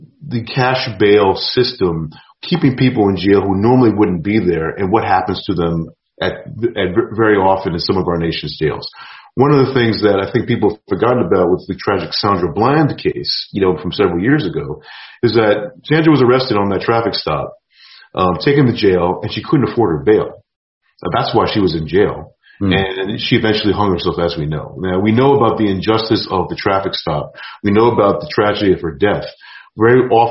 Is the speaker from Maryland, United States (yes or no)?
no; New York, United States; I grew up in New York in the 80s, I've been run up on